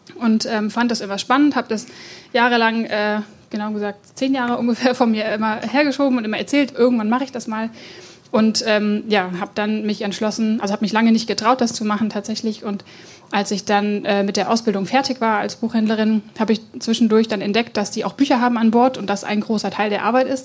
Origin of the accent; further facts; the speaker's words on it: Germany; ich bin ähm, ja, in Oberessigheim aufgewachsen, gar nicht weit von hier